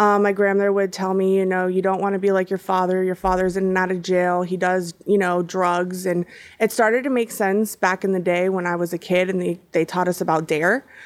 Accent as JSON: {"language": "English", "town": "Hollywood", "region": "Florida", "country": "United States", "tie": "born or raised there", "also_born_or_lived": "Miami, Florida / Broward County, Florida", "said": "so I am a local here in Florida. You know, I, I was born in Hollywood, Florida, and, um, I was raised by my grandparents since the age of three."}